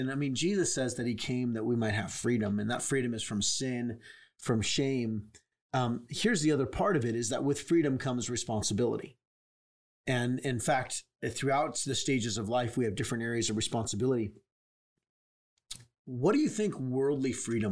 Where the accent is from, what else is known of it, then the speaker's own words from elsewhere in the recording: California, United States; I grew up in California